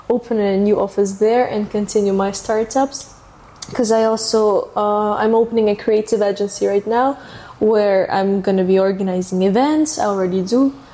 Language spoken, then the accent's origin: English; Russia; first language Russian; English is a second language; because it's my culture